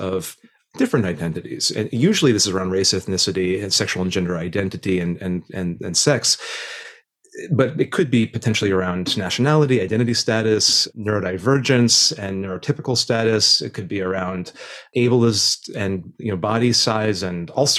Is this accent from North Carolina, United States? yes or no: no; Indiana, United States; moved away; I grew up in Indiana in the 90s